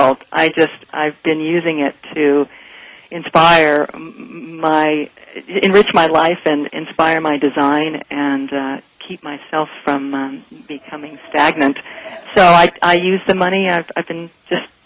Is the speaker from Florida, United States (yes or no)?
no; Salt Lake City, Utah, United States; moved away; also born or lived in Denver / Pasadena; I grew up in Salt Lake City, Utah, and in a little bit sheltered community